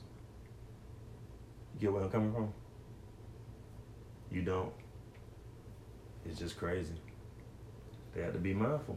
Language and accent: English; Atlanta, Georgia, United States; I'm from Atlanta